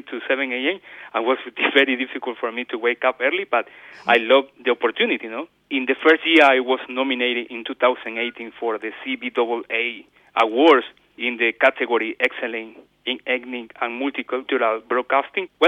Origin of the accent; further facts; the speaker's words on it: Guayaquil, Guayas, Ecuador; English is a second language; moved away as an adult; now in Australia; I was born in Guayaquil, Ecuador.